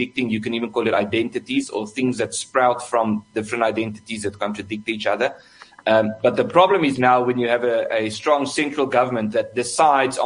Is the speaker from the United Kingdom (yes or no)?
no; South Africa; I'm also South African